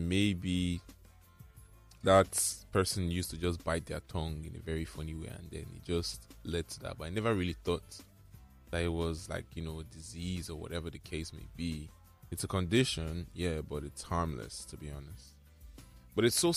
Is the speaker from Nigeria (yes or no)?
yes; Nigeria; especially we Nigerians. I can't really speak for the world because I'm Nigerian. I've experienced it here.